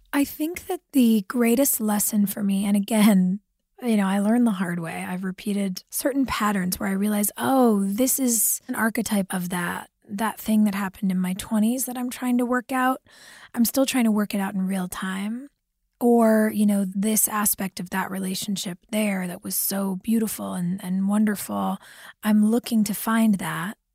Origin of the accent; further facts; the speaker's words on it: California, United States; as a child growing up in California